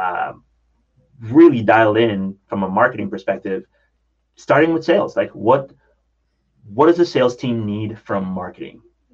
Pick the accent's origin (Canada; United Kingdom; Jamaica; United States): Jamaica; I grew up in Jamaica